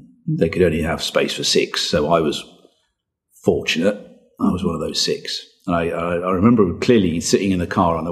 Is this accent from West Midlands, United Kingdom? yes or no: yes; Birmingham, West Midlands, United Kingdom; we certainly didn't go to concerts growing up in Longbridge